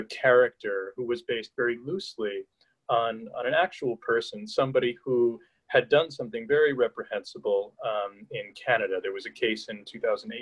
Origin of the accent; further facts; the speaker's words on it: Hudson Valley, New York, United States; I grew up in the Hudson Valley of New York State.